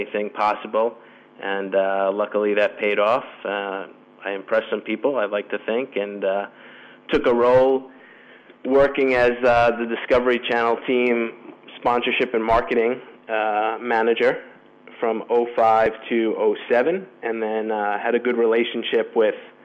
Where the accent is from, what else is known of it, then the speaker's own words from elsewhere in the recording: United States; moved away as an adult; now in Madrid, Spain; as an American